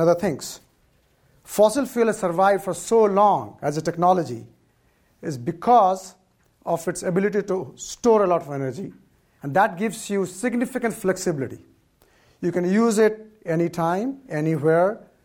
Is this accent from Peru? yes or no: no; India; now in California, United States; I, for part of my life, I grew up in India where there was hardly any electricity